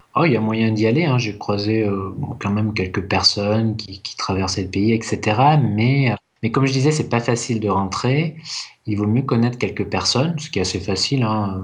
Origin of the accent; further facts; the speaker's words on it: France; je suis français, tu vois, je suis pas anglais